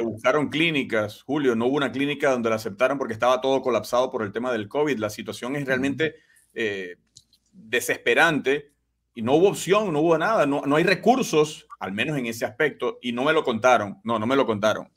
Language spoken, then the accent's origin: Spanish; Venezuela; now in United States; somos nacidos, somos criados, disfrutamos y vivimos y sufrimos un país que nos vio nacer, que es Venezuela